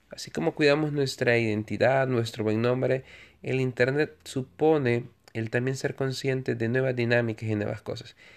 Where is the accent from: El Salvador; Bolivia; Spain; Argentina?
El Salvador; Soy un ciudadano en mi país, El Salvador